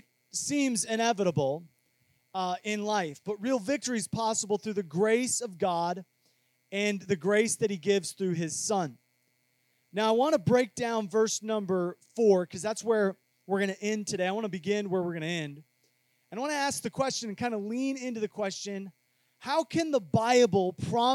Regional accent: Cedar Rapids, Iowa, United States; When I was growing up in Cedar Rapids, Iowa, there wasn't a whole lot

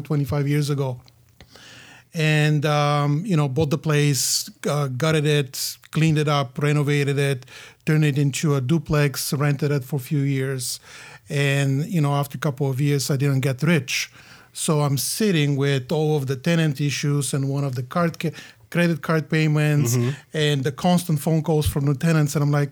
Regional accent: Bulgaria; English is a second language; I grew up in Bulgaria. Bulgaria at that time was a communist country. Graduated from music high school, so classically trained musician

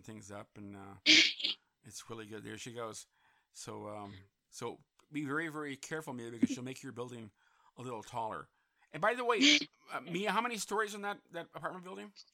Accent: Santa Clarita, California, United States; my hometown of Santa Clarita

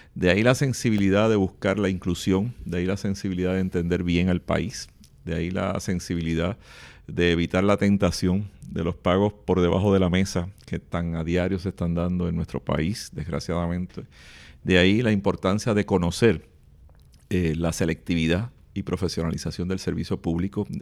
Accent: Puerto Rico; somos los mismos puertorriqueños y puertorriqueñas

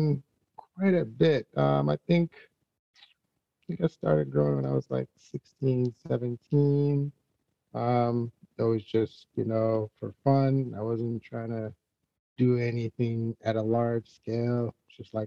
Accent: Jamaica; moved away; I'm originally from Jamaica

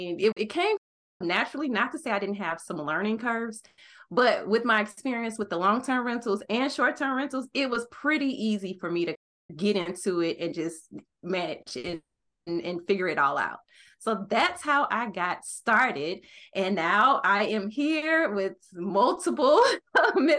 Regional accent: St. Louis, Missouri, United States; moved away; also born or lived in Arizona; I decided to move back to my hometown of St. Louis, Missouri

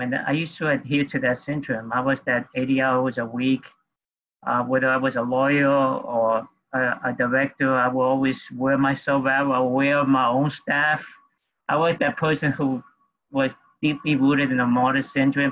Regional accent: New York City, New York, United States; also born or lived in Peru; I grew up in New York City

